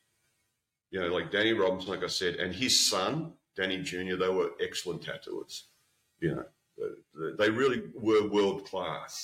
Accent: Australia; coming from Australia

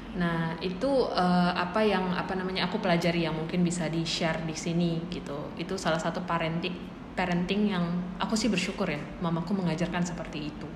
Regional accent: Java, Indonesia; kami orang Jawa

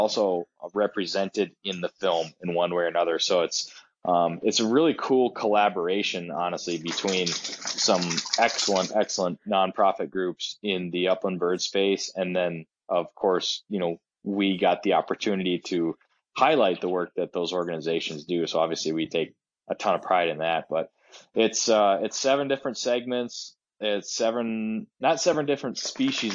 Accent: Duluth, Minnesota, United States; my hometown of Duluth

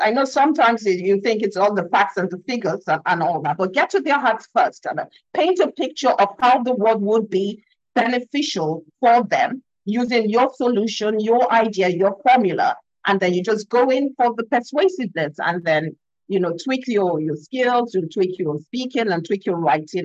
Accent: Nigeria; I'm African. I'm from Nigeria. I'm based in I'm, I'm based in Lagos, Nigeria

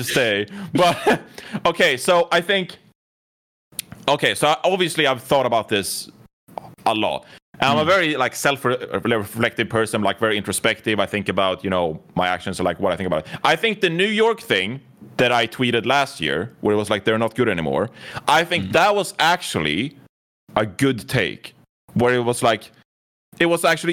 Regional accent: Sweden; I'm from Sweden

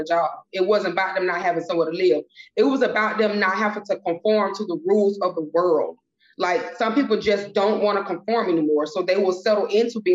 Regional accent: Miami, Florida, United States; also born or lived in Tallahassee, Florida; I'm originally from Miami, Florida. Dade County, all the way, still to this day.

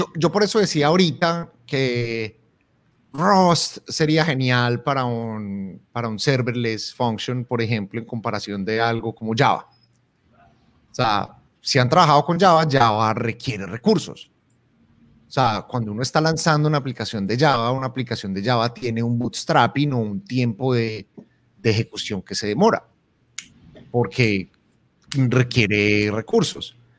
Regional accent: Colombia; en Colombia utilizamos la vaina como esa cosa

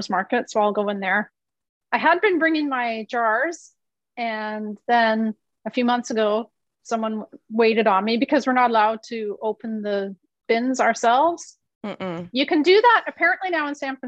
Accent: Canada; moved away; I'm from Canada

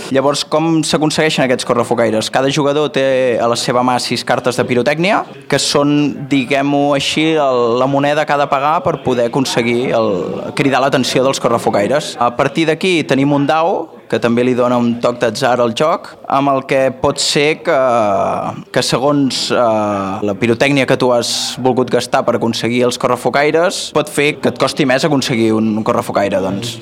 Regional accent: Manresa, Catalonia, Spain; nosaltres som de Manresa

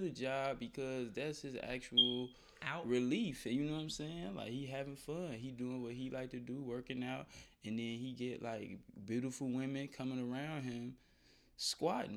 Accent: Chicago, Illinois, United States; growing up in Chicago, yeah, in Chicago

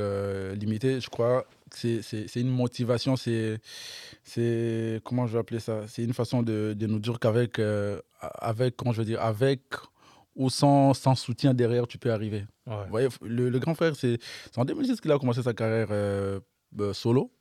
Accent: Kinshasa, DR Congo; j'ai grandi entre les deux quartiers

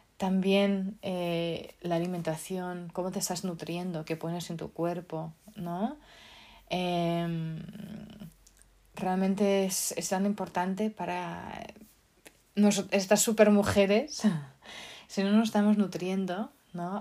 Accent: Portugal; now in Spain; Yo como soy portuguesa

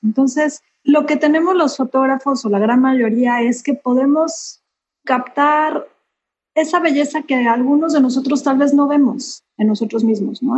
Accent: Mexico; now in Cancún, Mexico; soy fotógrafa mexicana, llevo ya viviendo en Cancún casi 30 años, entonces eh, soy orgullosamente cancunense

